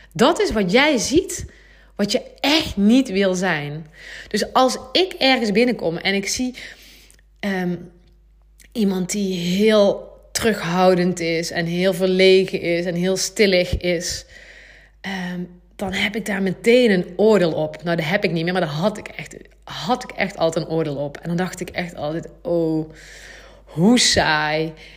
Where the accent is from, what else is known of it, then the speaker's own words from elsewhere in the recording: Gemert, North Brabant, Netherlands; also born or lived in Nuenen, North Brabant; Ik woon nu eh, in Nune, een dorpje in Brabant. En ik kom oorspronkelijk eigenlijk uit Gemert, dat is nog, nog wel meer platteland.